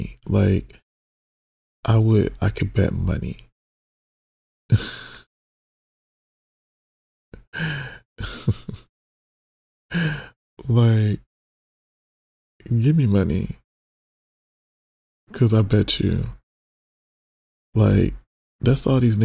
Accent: Detroit, Michigan, United States; now in Los Angeles, United States; It was really nice to be around somebody from like my hometown

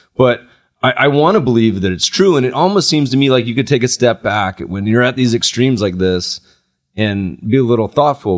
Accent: North Carolina, United States; Growing up in North Carolina, my grandmother used to pay us

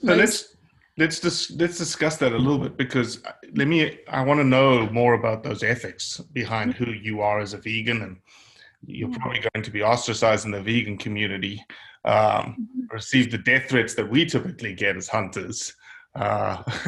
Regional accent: South Africa; now in United States; I'm from South Africa

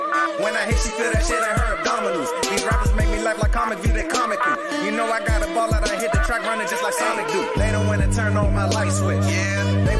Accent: Toronto, Ontario, Canada; My hometown.

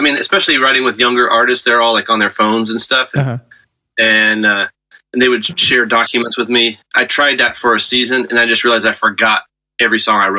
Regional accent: Texas, United States; I grew up in Texas

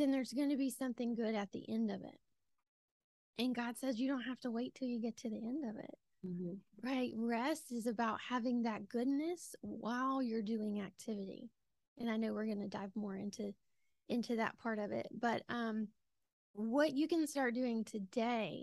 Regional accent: Georgia, United States; accent: Southern; as you can tell from my accent, I am from Georgia

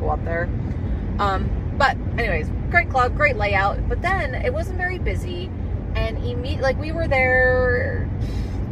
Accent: Idaho, United States; we're from Idaho

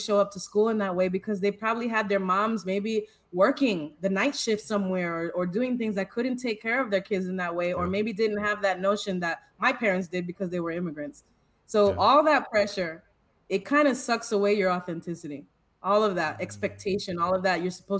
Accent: Tampa, Florida, United States; I was raised in Tampa, Florida

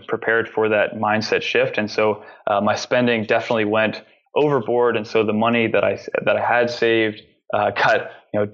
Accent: New York, United States; growing up in New York

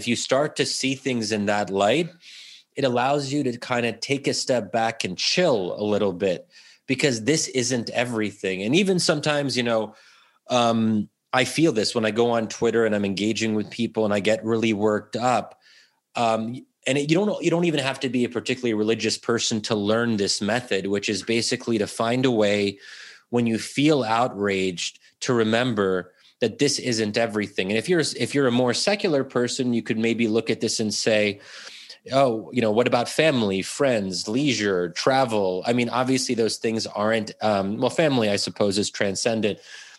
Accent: United States; especially in a country like the U.S., where ultimately what binds us together as Americans is being American, because we are not a traditional nation state.

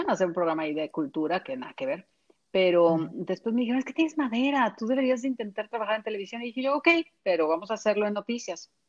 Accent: Mexico; also born or lived in Mexico City, Mexico / Culiacán, Mexico; Sí, eh, es cuando me preguntan a mí de dónde, de qué parte de México eres, pues yo digo, soy ciudadana de la nación.

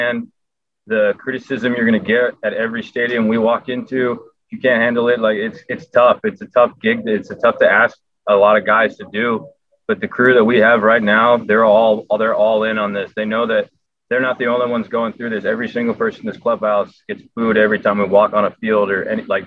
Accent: Southern California, United States; growing up in Southern California

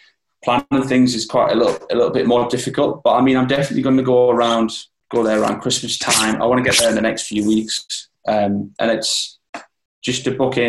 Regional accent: Newcastle upon Tyne, North East England, United Kingdom; I've started in Newcastle, just because, as I said, it was my hometown

